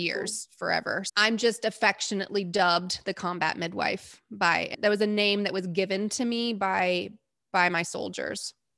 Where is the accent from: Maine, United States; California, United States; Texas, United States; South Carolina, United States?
Texas, United States; And I'm from Texas, and that's my home.